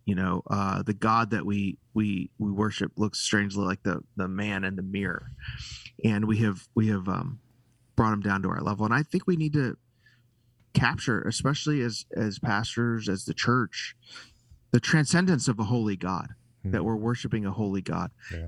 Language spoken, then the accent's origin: English; Chicago, Illinois, United States; now in Texas, United States; I'm a Chicagoan.